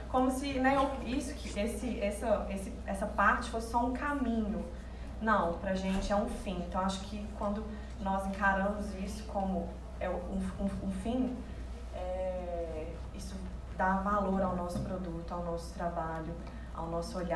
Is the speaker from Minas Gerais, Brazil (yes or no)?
yes; Belo Horizonte, Minas Gerais, Brazil; Somos de Belo Horizonte